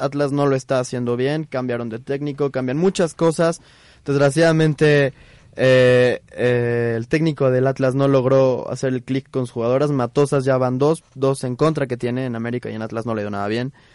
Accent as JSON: {"language": "Spanish", "country": "Mexico", "said": "soy obviamente mexicano."}